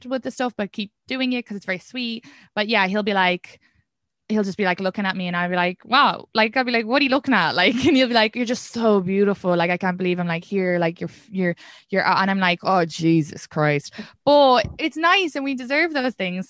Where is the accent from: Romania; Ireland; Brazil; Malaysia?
Ireland; being an Irish woman